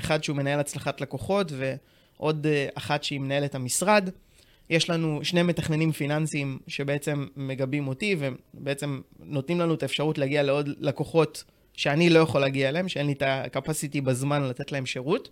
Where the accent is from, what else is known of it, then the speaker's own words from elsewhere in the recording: Tiberias, Northern District, Israel; now in Ramat Gan, Israel; אני במקור מטבריה, גר היום ברמת גן עם אשתי דנה היקרה